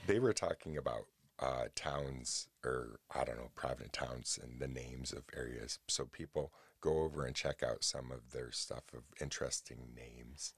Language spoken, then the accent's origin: English; United States; I'm an American